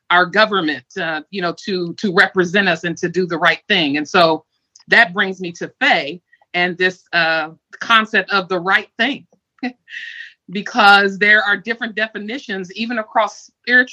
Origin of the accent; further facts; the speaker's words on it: Ohio, United States; now in Washington, D.C., United States; I am in Washington, D.C. I'm originally from Ohio